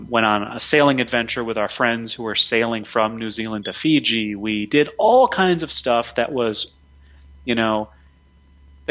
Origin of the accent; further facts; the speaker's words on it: a small town in Pennsylvania, United States; My parents immigrated from India to a small town in Pennsylvania, and that's where I was born and raised.